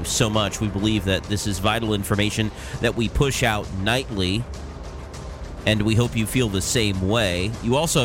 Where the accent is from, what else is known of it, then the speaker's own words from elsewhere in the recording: Portland, United States; Portland, my hometown